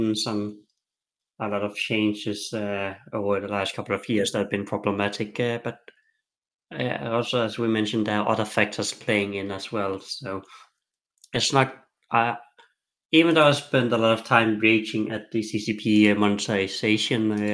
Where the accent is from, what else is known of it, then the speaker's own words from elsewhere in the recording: Denmark; I'm from Denmark. Bicycles is a big part of our culture